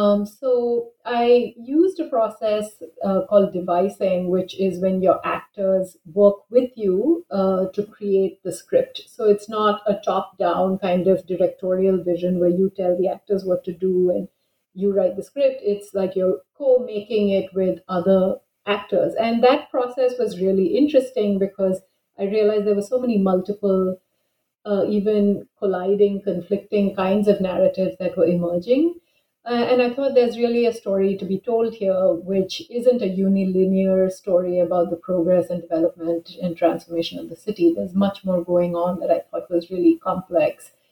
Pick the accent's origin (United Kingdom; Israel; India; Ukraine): India; Bangalore, Karnataka; also born or lived in New Delhi; And I grew up in Bangalore and did my undergraduate in English, and then pursued an MA and MPhil in English in Jawaharlal Nehru University in New Delhi.